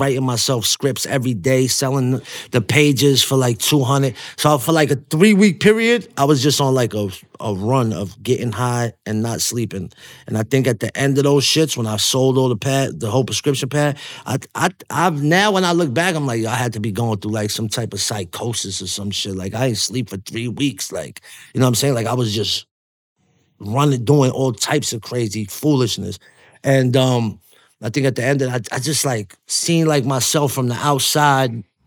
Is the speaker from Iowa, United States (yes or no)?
no; New York City, New York, United States; when I'm from Coney Island, how we grew up, I grew up right before the, the MySpace internet era.